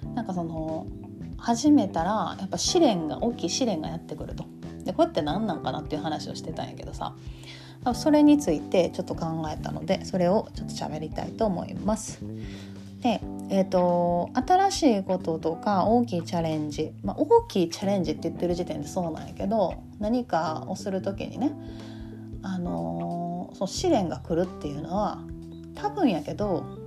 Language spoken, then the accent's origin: Japanese; Kansai, Japan; accent: Kansai dialect